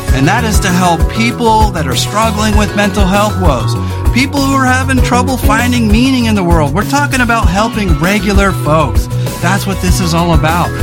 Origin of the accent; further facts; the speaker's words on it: California, United States; moved away as an adult; now in Oregon, United States; we grew up in California and seven years ago we moved here.